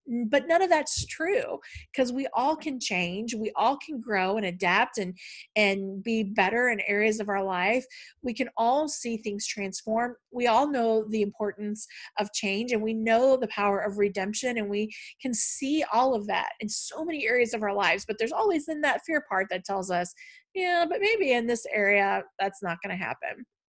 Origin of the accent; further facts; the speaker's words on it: Tennessee, United States; also born or lived in Missouri; We moved from Tennessee to Missouri and then back to Tennessee.